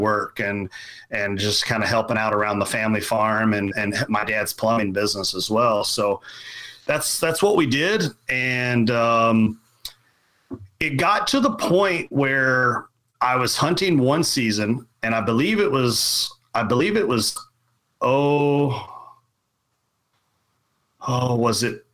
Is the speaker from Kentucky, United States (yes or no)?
yes; Central Kentucky, United States; I grew up in Central Kentucky, very much farming